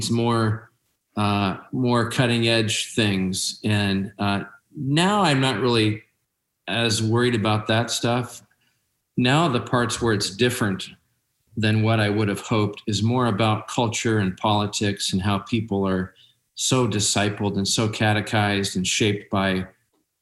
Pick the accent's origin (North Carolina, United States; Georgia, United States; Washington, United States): Washington, United States; Seattle; I grew up in North Seattle. I'm a Seattle kid.